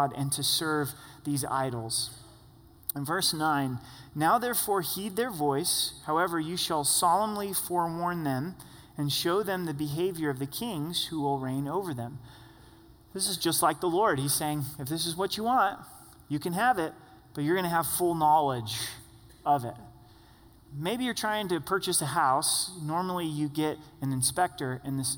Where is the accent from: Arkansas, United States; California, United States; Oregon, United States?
Oregon, United States; southern; I grew up in a small town in southern Oregon